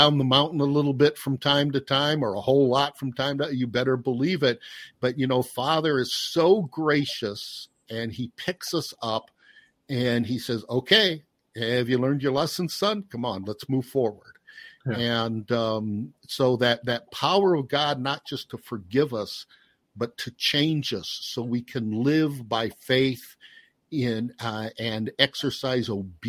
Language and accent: English; Chicago, Illinois, United States; Well, I tell you what, I'm from the Chicago area.